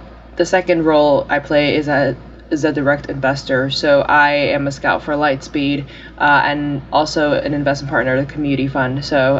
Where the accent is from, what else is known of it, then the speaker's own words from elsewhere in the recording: New York, United States; I was born and raised in New York. Have really lived here all my life